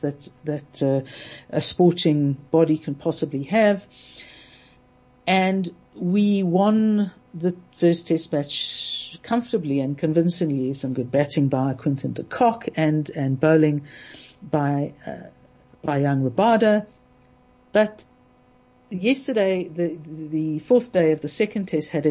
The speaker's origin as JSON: {"language": "English", "country": "South Africa", "said": "as a South African"}